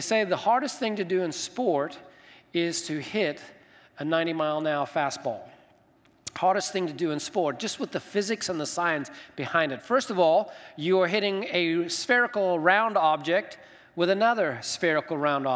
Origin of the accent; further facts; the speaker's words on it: Zimbabwe; now in United States; I grew up in Zimbabwe, Africa.